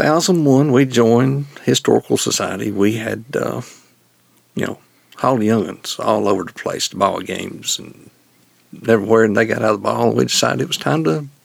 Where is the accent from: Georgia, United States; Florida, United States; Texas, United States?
Georgia, United States; Ducktown; Lived in Ducktown all my life. Live across the road from where I was born and raised.